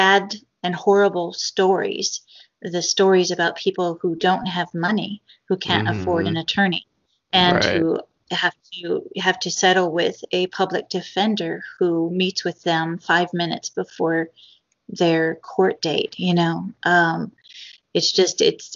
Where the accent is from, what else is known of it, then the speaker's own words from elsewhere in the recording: United States; as an American